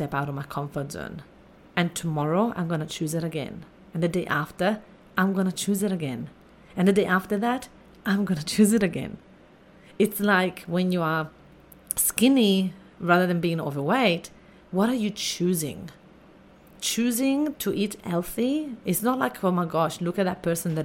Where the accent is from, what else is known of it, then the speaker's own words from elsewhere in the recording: Italy; I grew up in Italy and I had really a little tough upbringing